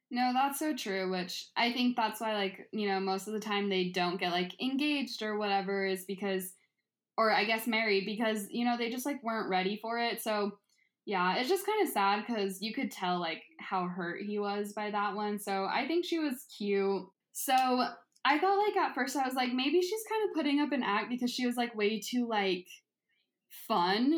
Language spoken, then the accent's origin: English; Utah, United States; growing up in Utah, like, it's mainly just white people